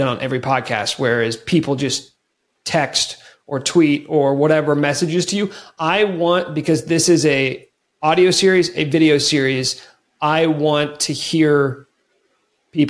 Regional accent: Kansas, United States; moved away as an adult; also born or lived in Lawrence, Kansas; now in Denver, United States; I grew up in Kansas, went to KU, did radio for about 7 years in Lawrence

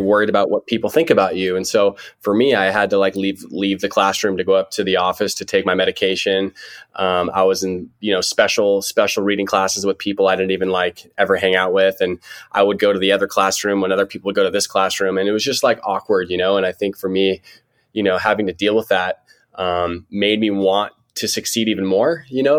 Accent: Santa Barbara, California, United States; now in San Diego, United States; I'm from Santa Barbara, so a couple hours north of San Diego. Um, been here my whole life

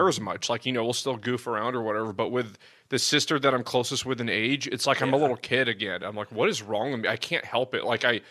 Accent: San Jose, California, United States; I was born in San Jose

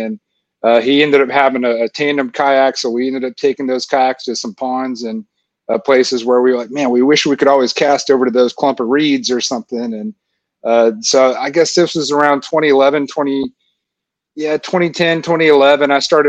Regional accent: Florence, Alabama, United States; moved away as an adult; also born or lived in Orange County, California; now in Nashville, United States; So I live in Nashville, Tennessee now, but I grew up in Florence, Alabama.

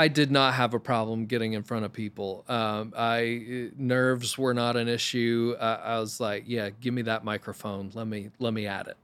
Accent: Maine, United States; moved away as an adult; also born or lived in New York City; I'm from Maine originally, literally grew up in the middle of the woods.

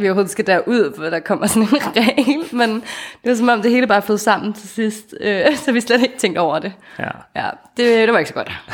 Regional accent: Denmark; vi øh, er sindssygt taknemmelige for at være født i velfærdsstaten Danmark

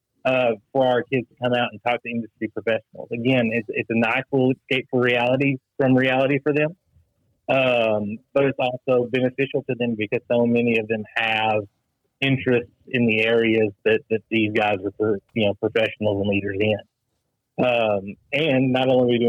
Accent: Mayfield, Kentucky, United States; There's still debris everywhere in my hometown

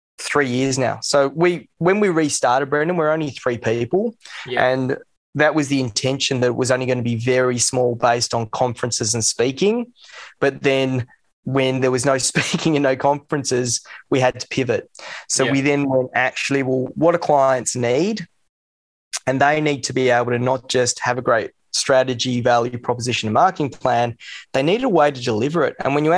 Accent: Sydney, New South Wales, Australia; I grew up in Sydney. Went to Joey's, and he's over there now.

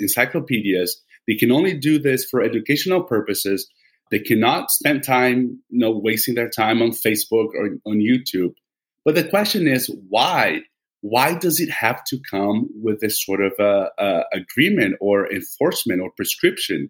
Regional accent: Vitória, Espírito Santo, Brazil; my hometown in Brazil, Vitória

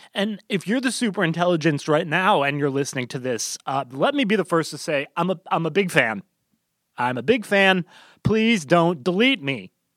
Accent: United States; as an American

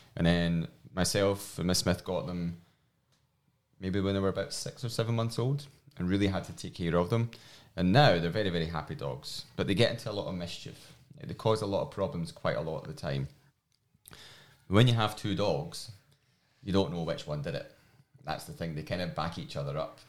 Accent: Glasgow, Scotland, United Kingdom; accent: strong Scottish; moved away; my strong Scottish accent. Um, I'm from Glasgow

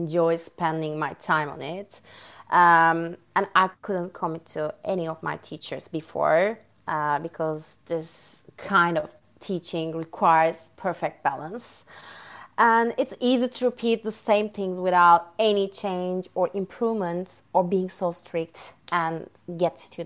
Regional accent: Ankara, Turkey; English is a second language; moved away as an adult; now in London, United Kingdom; I was born and grew up in Turkey. My hometown is Ankara, which is the capital city of Turkey.

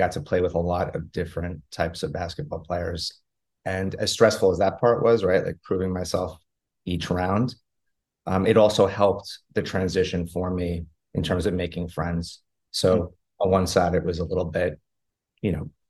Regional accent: Roslyn, New York, United States; I grew up in Long Island, a little place called Roslyn. And I grew up there for most of my life

